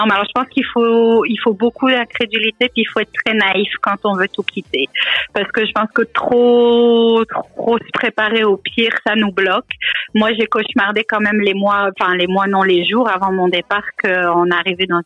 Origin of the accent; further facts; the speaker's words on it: France; accent: French; now in Canada; j'ai toujours un bel accent bien français. mais pour les Français, il semblerait que j'ai un accent euh, canadien qui s'installe.